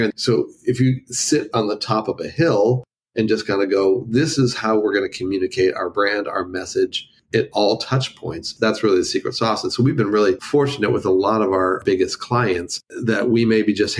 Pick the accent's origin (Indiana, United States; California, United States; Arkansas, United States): California, United States; Los Angeles; moved away as an adult; now in Nashville, United States; I spent 45 years in Los Angeles